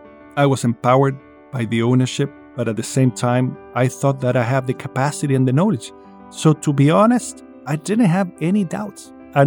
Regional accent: Chile; I come from Chile.

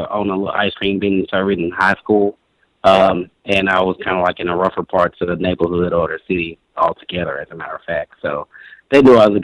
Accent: Brownsville, Tennessee, United States; I was born originally in West Tennessee, maybe less than 100 miles outside of Memphis, a little small town called Brownsville.

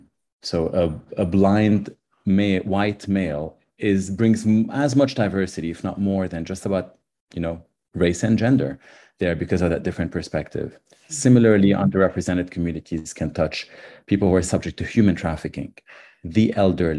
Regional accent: Lebanon; moved away; I grew up in Lebanon, and I saw, actually in the middle of the Civil War

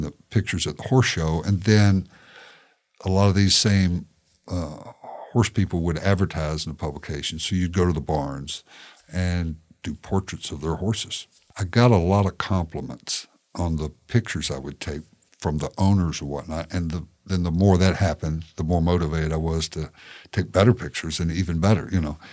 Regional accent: Shelbyville, Tennessee, United States; moved away as an adult; also born or lived in Kentucky; now in Tallahassee, United States; I grew up in Shelbyville, obviously, and that is the um, world headquarters of the Tennessee walking horse

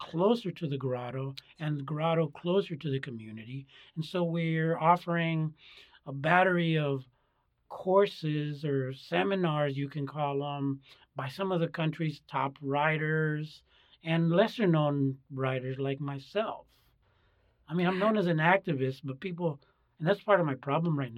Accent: United States; I was born in the United States

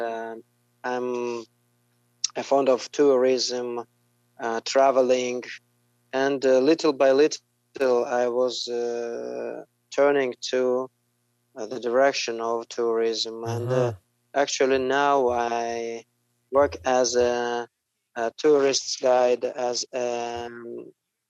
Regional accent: Dagestanskiye Ogni, Dagestan, Russia; English is a second language; I was born in, actually, close to Derbent in the city Dagestanskiy Ogni. It's like a twin. It's like a satellite city for Derbent, and I was born here and worked and lived all my life here.

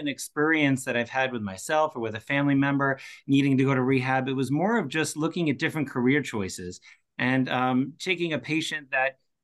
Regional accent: Bellmore, New York, United States; moved away as an adult; also born or lived in Boston, Massachusetts / Manhattan, New York; now in Massachusetts, United States; I grew up in Belmore, New York. That's on Long Island

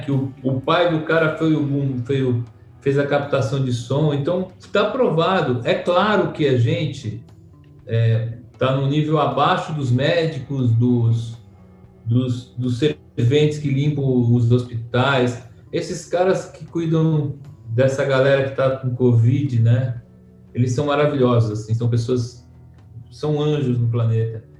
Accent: São Paulo, Brazil; Eu sou de Santa Cecília

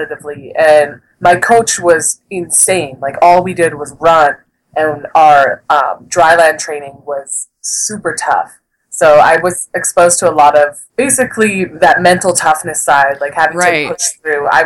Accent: Calgary, Alberta, Canada; move back to Calgary where my hometown is

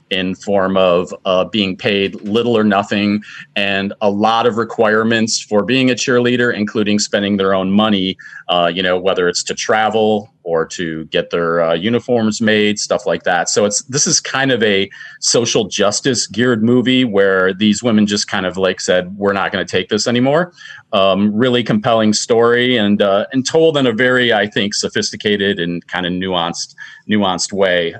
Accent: Roseville, Michigan, United States; also born or lived in Fraser, Michigan; I grew up in Macomb County and Fraser and Roseville

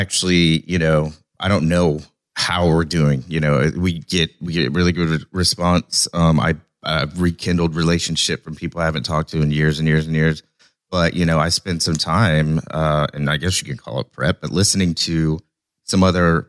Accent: Oklahoma, United States; I'm from Oklahoma

